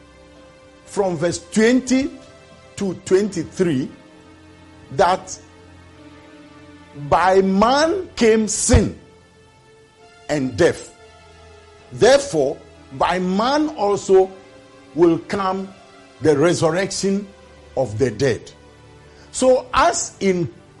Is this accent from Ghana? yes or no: yes; Ghana; as a Ghanaian, I'm 65 years old now